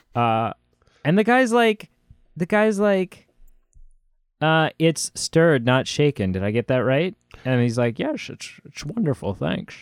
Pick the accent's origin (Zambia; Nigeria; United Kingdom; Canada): Canada; accent: Canadian; my Canadian accent